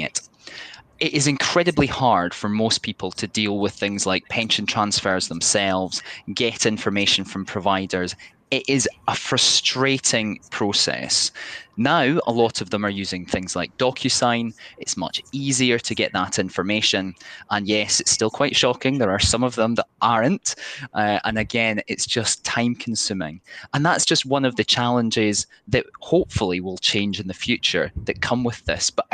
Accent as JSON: {"language": "English", "town": "Dumfries", "region": "Scotland", "country": "United Kingdom", "said": "I'm from Dumfries, Southwest Scotland"}